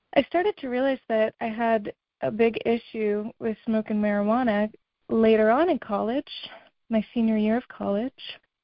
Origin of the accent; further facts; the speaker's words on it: Massachusetts, United States; I'm from Massachusetts